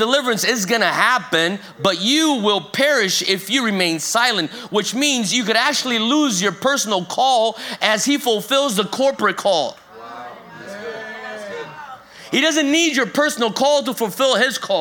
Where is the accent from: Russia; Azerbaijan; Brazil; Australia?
Brazil; moved away; also born or lived in North Carolina, United States; I moved from America back to Brazil, where I'm originally from Brazil, and spent a good chunk of my time here in America.